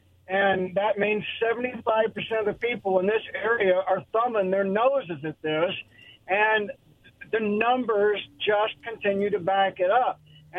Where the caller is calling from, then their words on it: Kennewick, Washington, United States; Hey, … here from Kennewick, guys.